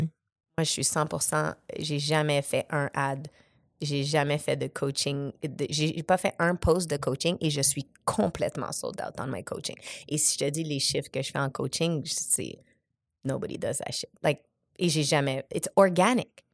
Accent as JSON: {"language": "French", "town": "Montreal", "region": "Quebec", "country": "Canada", "tie": "born or raised there", "also_born_or_lived": "Casablanca, Morocco", "said": "J'étais au Maroc, à Casablanca, avec un père biologique que je ne connais pas. ma mère, elle m'a eu à 21 ans. Ensuite, je suis arrivée à Montréal"}